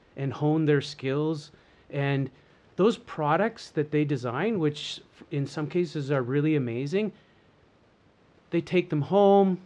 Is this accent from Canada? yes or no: yes; Canada; So, I'm Canadian. I was born and raised, of course, in lovely, slightly COVID-free Canada.